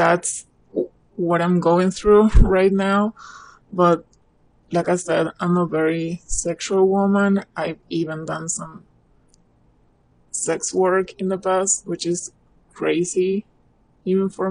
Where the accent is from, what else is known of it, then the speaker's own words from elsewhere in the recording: Argentina; I'm from Argentina.